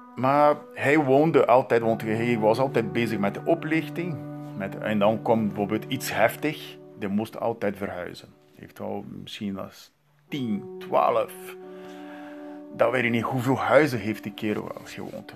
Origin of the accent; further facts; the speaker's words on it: Santos, São Paulo, Brazil; Dutch is a second language; moved away; in mijn geboortestad Santos